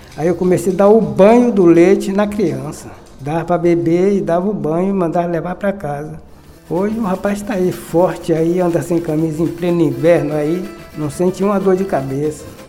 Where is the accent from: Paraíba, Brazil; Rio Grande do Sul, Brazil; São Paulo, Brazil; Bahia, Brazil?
Bahia, Brazil; Cachoeira; Eu nasci aqui em Cachoeira, nascido e criado